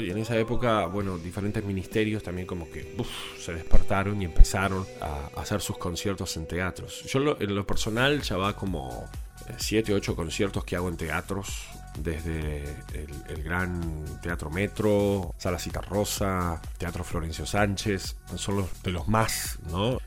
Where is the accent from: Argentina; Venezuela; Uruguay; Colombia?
Uruguay; Soy uruguayo y vivo aquí en Montevideo.